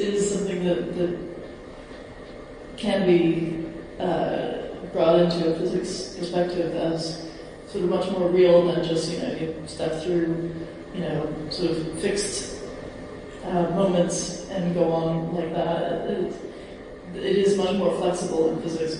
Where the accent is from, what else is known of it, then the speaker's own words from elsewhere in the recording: United States; I'm from America